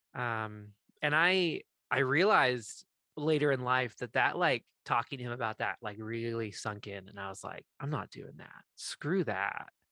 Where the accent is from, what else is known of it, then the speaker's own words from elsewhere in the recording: Maine, United States; I grew up in Maine